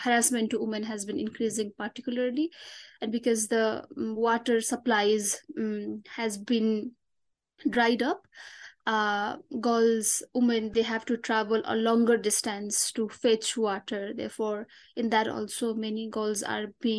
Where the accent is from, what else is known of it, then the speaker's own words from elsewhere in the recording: Solukhumbu, eastern Nepal, Koshi Province, Nepal; My hometown is Solukhumbu, which lies at the lap of Himalayas in eastern Nepal